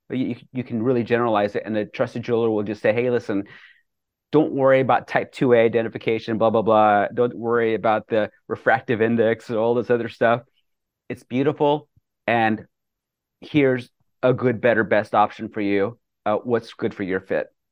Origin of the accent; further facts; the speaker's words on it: Bethune, Colorado, United States; moved away as an adult; also born or lived in New York City; growing up in Bethune, Colorado, population one eighty-three or one eighty-five